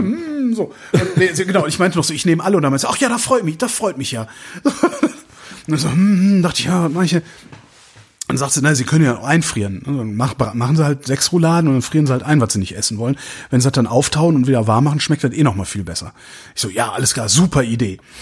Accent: Cologne, North Rhine-Westphalia, Germany; now in Berlin, Germany; ich komme aus, aus Köln

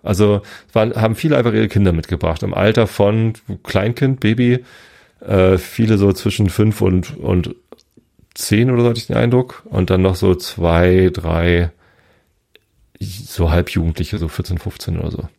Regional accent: Hamburg, Germany; ich bin Hamburger, ich bleibe Hamburger, mich kriegt man hier irgendwie nicht weg

